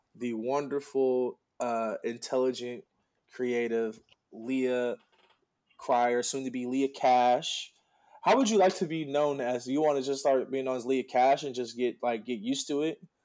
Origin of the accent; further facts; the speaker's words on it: Oxnard, California, United States; I was born in Oxnard